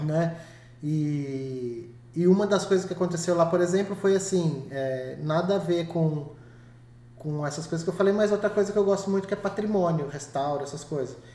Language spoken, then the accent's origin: Portuguese; Iperó, São Paulo, Brazil; eu cresci em Iperó